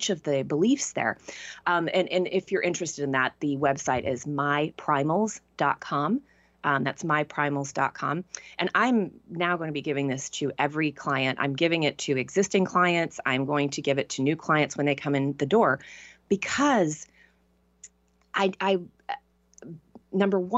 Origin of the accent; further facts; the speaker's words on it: Tyler, Texas, United States; moved away; the vast majority of people that I grew up with stayed in Tyler or in Texas